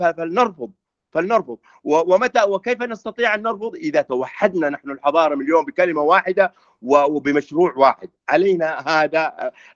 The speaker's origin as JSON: {"language": "Arabic", "region": "Hadramawt", "country": "Yemen", "moved": "yes", "said": "انا في في في دوعن في عندنا وفي قريتنا نفسها"}